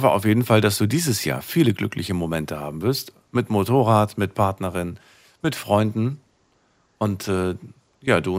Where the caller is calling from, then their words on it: Karlsruhe, Baden-Württemberg, Germany; Ich bin aus Karlsruhe.